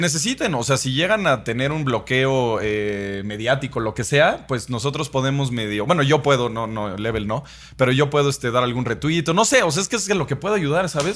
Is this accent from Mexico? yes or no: yes; Mexico